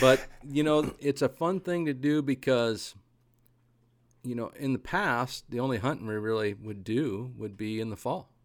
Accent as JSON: {"language": "English", "region": "Eastern Oregon", "country": "United States", "tie": "born or raised there", "said": "I grew up in Eastern Oregon where the wind blew a lot"}